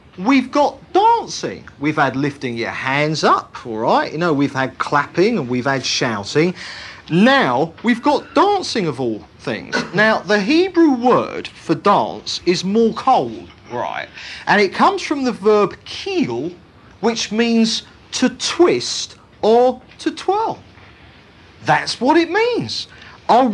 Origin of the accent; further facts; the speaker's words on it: United Kingdom; all our British reserve and inhibitions